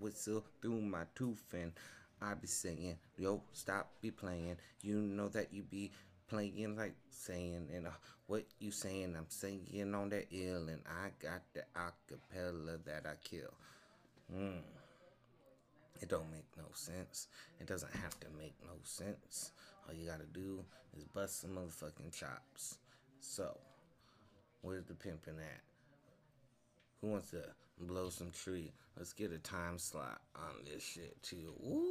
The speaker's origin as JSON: {"language": "English", "town": "Phoenix", "region": "Arizona", "country": "United States", "said": "We're based out of Arizona. We're from the Saguaro State, Grand Canyon State."}